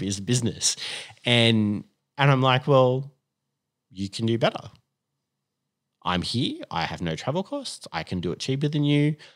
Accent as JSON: {"language": "English", "town": "Sydney", "region": "New South Wales", "country": "Australia", "tie": "born or raised there", "also_born_or_lived": "Perth, Western Australia", "said": "I grew up here in Sydney in the northern suburbs and, and have actually lived in the northern suburbs ever since."}